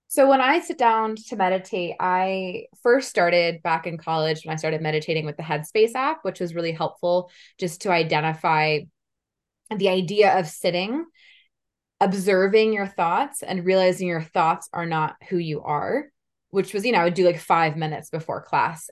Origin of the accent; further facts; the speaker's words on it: Menlo Park, California, United States; also born or lived in Palo Alto, California; So I was born in Palo Alto, California. I grew up in Menlo Park, so I'm from the Silicon Valley, the Bay Area